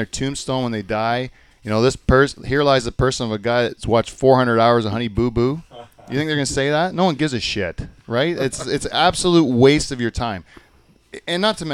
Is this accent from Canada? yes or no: yes; Canada; as a Canadian